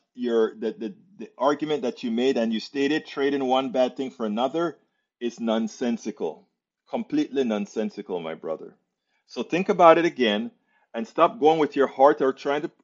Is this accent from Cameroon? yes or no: no; Panama; moved away; I'm from Panama